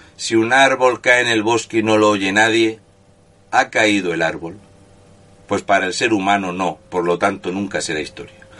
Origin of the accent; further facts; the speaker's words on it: Region of Murcia, Spain; murciano encabronado